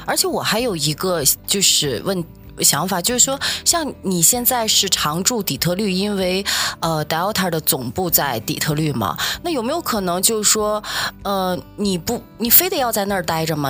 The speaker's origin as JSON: {"language": "Chinese", "country": "China", "tie": "born or raised there", "moved": "yes", "said": "我们小时候在中国的时候"}